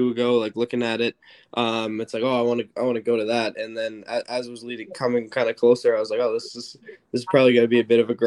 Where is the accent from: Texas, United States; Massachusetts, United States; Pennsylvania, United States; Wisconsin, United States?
Massachusetts, United States; Boston; I grew up in Boston